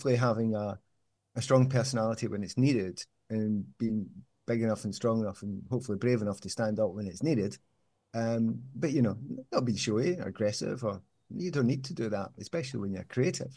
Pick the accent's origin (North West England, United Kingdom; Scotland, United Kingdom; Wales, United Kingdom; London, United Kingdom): Scotland, United Kingdom; Glasgow; I'm from Glasgow. And Easterhouse